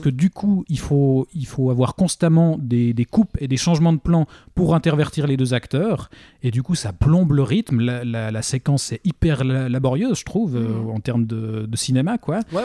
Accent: Switzerland; chez nous en Suisse

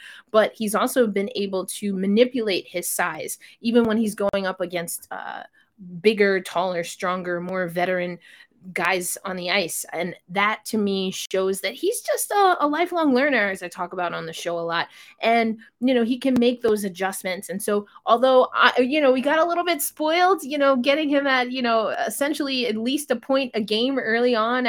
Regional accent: New York, United States; I'm from New York, so even though I didn't follow the Rangers as closely

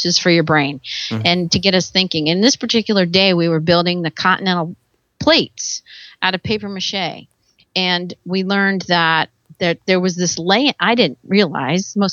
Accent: Virginia, United States; moved away as an adult; now in California, United States; I'm actually from Virginia. And I grew up probably 2 hours from the ocean

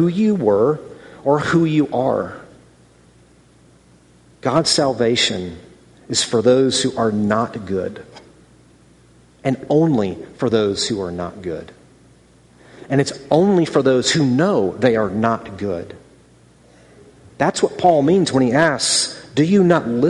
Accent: Ann Arbor, Michigan, United States; moved away as an adult; also born or lived in California / North Carolina / Philadelphia; I was born in Ann Arbor, Michigan in 1974 to Bill and Kitty …. I grew up there, went to high school there

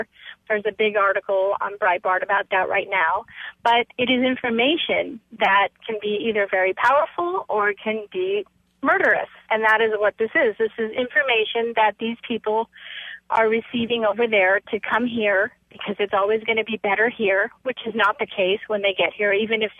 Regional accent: Mexico City, Mexico; born there; I was born in Mexico City as an American citizen, so you're an American child born abroad

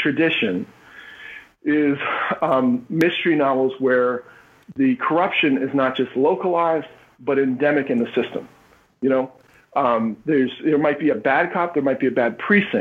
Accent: Philadelphia, Pennsylvania, United States; I'm from Philly

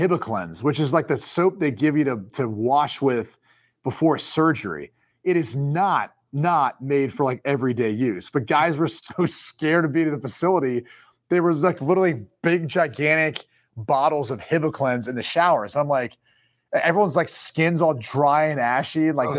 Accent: Dublin, Ohio, United States; Does he know I'm from Dublin, Ohio?

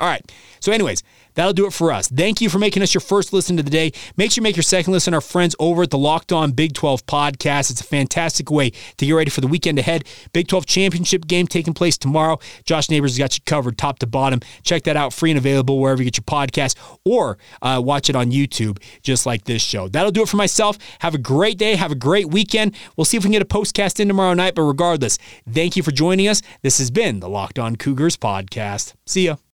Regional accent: United States; I'm an American

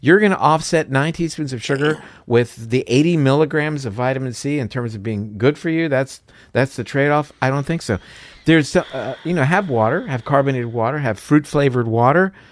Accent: Florida, United States; I'm from Florida, so, uh, orange juice is a big thing there

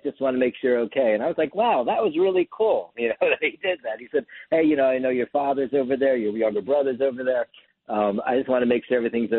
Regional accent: East Coast, United States; I grew up on the East Coast

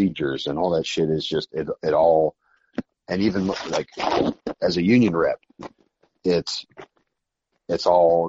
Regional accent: Springfield, Illinois, United States; I grew up in Springfield, which is the capital.

